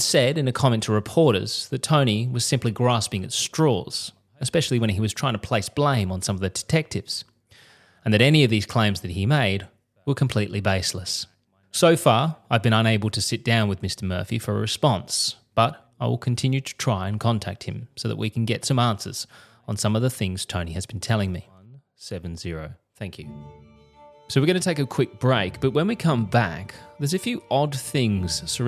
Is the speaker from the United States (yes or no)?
no; Australia; I'm a journalist from Australia.